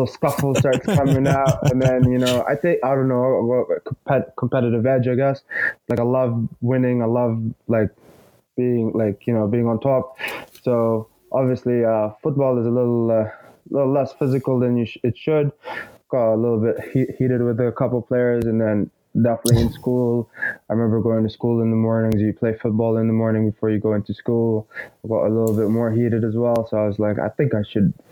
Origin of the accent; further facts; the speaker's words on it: Egypt; also born or lived in Qatar / Canada; now in Austin, United States; I'm originally Egyptian. Born and raised in Egypt. Then I moved to the Middle East for a bit in Qatar, where I went to school as well